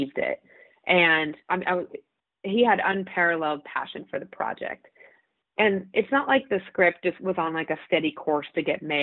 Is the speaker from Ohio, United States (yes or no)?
no; Colorado, United States; I grew up in Colorado, huge adventure state.